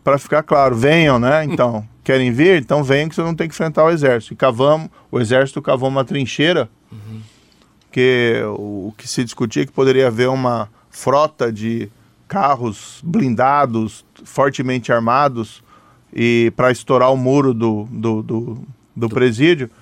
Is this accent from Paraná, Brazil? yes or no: yes; Maringá, Paraná, Brazil; sou do interior do Paraná, sou de Maringá